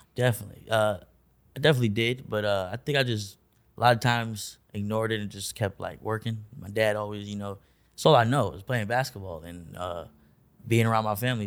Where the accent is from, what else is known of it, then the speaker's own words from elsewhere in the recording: Orlando, Florida, United States; also born or lived in Augusta, Georgia; we moved to Orlando when I was, like, two or three